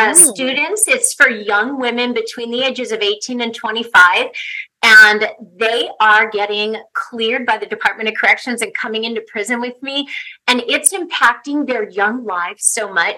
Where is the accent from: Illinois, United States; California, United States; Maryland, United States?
California, United States; Southern; also born or lived in Ensenada, Mexico; I grew up in Southern California